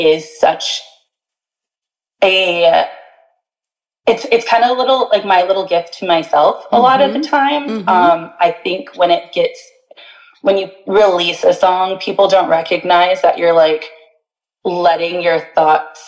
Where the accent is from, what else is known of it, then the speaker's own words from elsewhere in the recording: Bradenton, Florida, United States; my hometown of Bradenton, Sarasota area